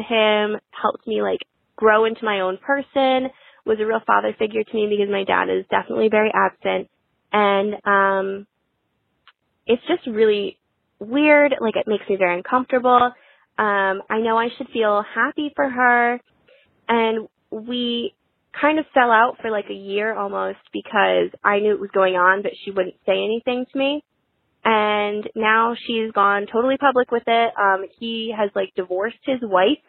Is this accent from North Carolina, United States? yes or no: no; Connecticut, United States; I am twenty-three, I'm from Connecticut